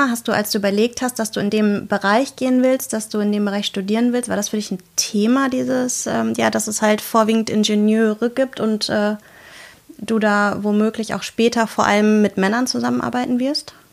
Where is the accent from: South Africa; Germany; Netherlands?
Germany; East Frisia, Lower Saxony; also born or lived in Dresden; Ich komme aus Ostfriesland.